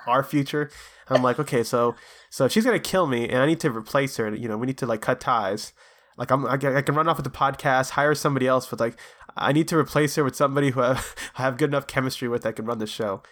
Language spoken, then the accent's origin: English; Florida, United States; here in Florida, my home, my home state